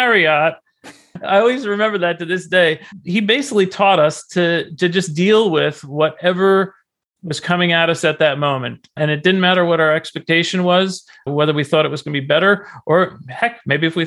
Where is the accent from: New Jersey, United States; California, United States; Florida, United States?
New Jersey, United States; Garwood; I grew up in New Jersey in a small town named Garwood.